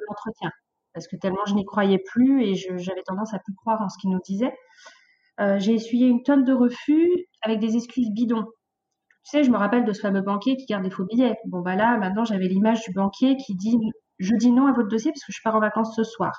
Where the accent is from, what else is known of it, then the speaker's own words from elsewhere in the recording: Mantes-la-Jolie, Île-de-France, France; moved away; je viens de Mantes-la-Jolie, la fameuse ville